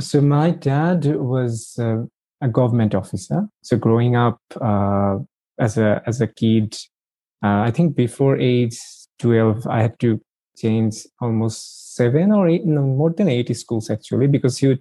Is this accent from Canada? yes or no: no; Bangladesh; moved away as an adult; now in Melbourne, Australia; I grew up in Bangladesh and in a joint family.